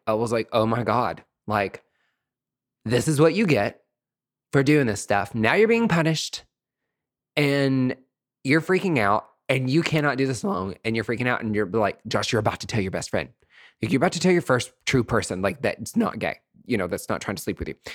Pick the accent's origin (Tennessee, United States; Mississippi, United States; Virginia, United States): Tennessee, United States; East; moved away; I'm away from East Tennessee